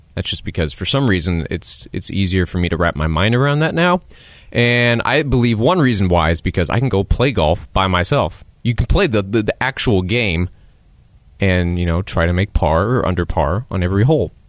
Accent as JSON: {"language": "English", "country": "United States", "said": "as an American"}